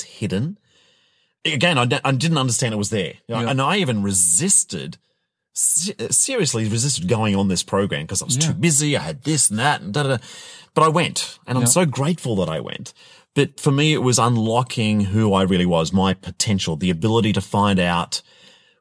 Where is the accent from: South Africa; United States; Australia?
Australia; I come from Australia